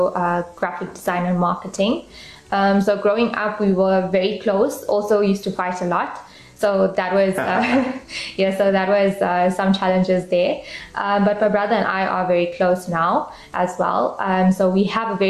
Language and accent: English; Durban, KwaZulu-Natal, South Africa; I grew up in Durban, South Africa, and I'm still currently living there.